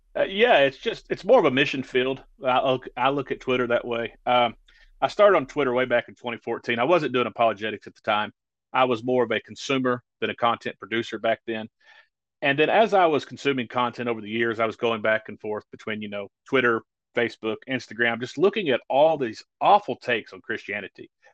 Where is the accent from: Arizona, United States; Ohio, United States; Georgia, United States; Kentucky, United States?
Kentucky, United States; rural; I actually minister in a community not far from my hometown